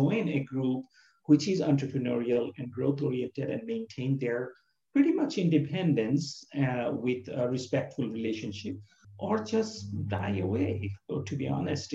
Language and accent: English; Bangladesh; moved away; I'm from Bangladesh and near India